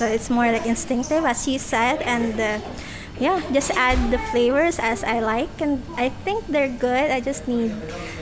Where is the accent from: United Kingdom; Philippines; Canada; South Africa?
Philippines; moved away as an adult; now in United Arab Emirates; I'm 33, and I'm from the Philippines.